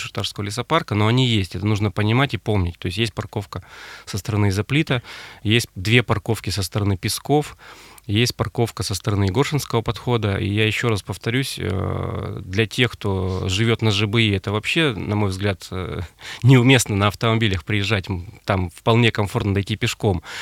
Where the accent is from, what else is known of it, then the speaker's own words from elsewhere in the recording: Urals, Russia; also born or lived in Ukraine / Kazan (roots); Я родился на Украине, Угу. Корни у меня казанские, всю жизнь прожил на Урале